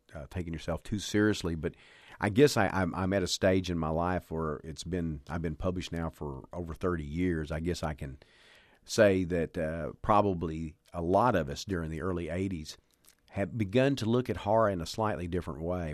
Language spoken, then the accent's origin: English; the South, Texas, United States; growing up in the South where you had, uh, Southern preachers